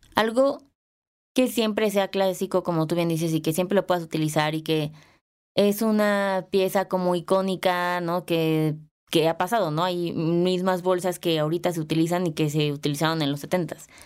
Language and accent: Spanish; Mexico; yo no soy europea, soy mexicana